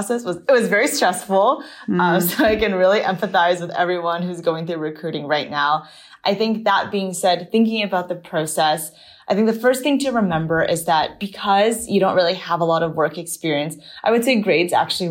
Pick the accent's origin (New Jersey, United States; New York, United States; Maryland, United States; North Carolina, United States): Maryland, United States; moved away as an adult; also born or lived in Berkeley, California; I grew up in Maryland. I lived there through my high school years